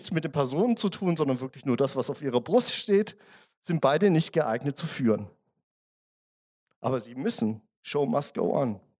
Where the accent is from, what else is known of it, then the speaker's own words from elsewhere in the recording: Germany; now in Austria; Ich bin ja Zugreister. Ne? Ich bin ja, wie man hört, äh, wahrscheinlich, ich bin Deutscher. Ähm, und ich wollte ein Bankkonto in Österreich aufmachen.